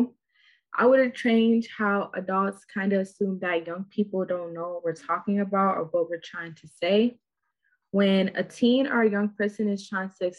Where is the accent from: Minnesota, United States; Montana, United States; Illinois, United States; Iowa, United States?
Minnesota, United States; from Minnesota